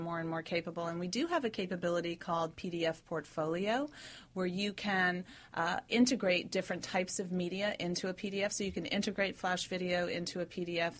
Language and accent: English; New York City, New York, United States; moved away as an adult; also born or lived in Silicon Valley; I'm from New York City, moved to Silicon Valley